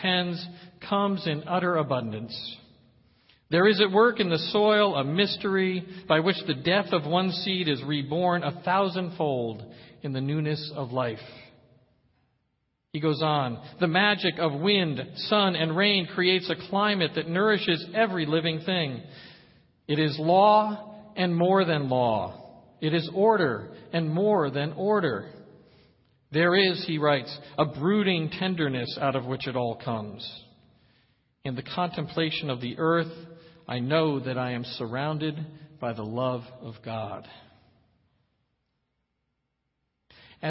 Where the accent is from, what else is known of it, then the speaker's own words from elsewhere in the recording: Poughkeepsie, New York, United States; As a boy growing up in Poughkeepsie, New York